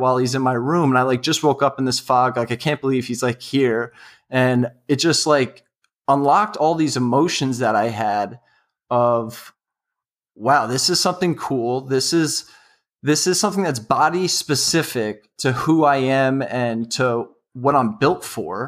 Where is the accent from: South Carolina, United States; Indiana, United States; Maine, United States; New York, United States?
New York, United States; New York City; also born or lived in West Virginia; I'm from New York City, and ultimately that's where I want to be working after college